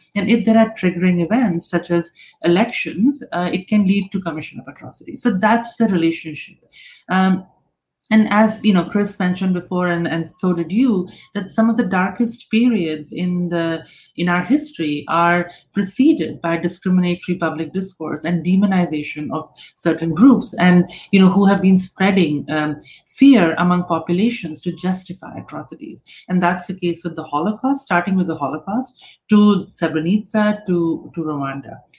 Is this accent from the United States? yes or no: no; India; I come from India